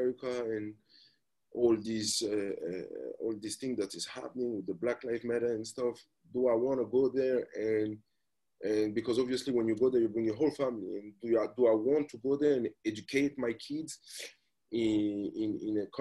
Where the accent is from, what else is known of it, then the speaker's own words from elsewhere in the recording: Paris, Île-de-France, France; moved away as an adult; being from Paris, growing up in France